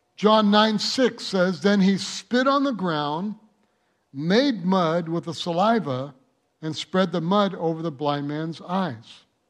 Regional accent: Michigan, United States; now in El Monte, United States; I grew up in Michigan where you had the four seasons

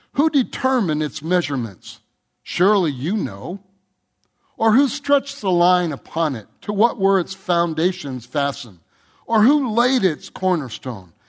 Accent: Michigan, United States; I grew up in Michigan.

